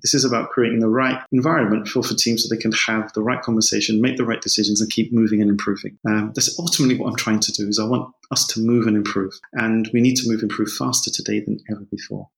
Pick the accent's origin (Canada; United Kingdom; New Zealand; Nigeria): United Kingdom; London; moved away as an adult; also born or lived in Spain / Germany; I grew up in London. I'm English. I'm sure you can hear that from my voice